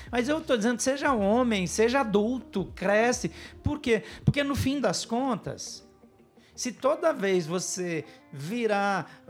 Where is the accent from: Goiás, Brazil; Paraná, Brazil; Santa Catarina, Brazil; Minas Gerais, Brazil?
Paraná, Brazil; first language German; Portuguese is a second language; also born or lived in Rio Grande do Sul / São Paulo; a gente aprendeu a falar alemão antes de falar português então já vem meio influenciado. O sotaque forte dos meus pais, que acabou influenciando a nossa maneira de falar. O fato de eu ter crescido no interior do Paraná